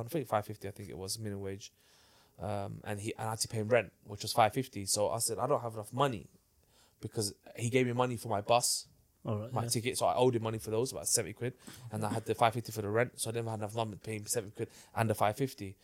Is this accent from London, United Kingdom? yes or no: yes; London, United Kingdom; I grew up in Hackney, in a place where people rob you